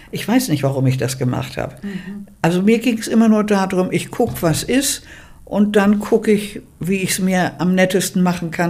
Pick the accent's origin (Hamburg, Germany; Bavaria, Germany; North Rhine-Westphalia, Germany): Hamburg, Germany; Bergedorf; born there; Also, ich bin in Bergedorf geboren.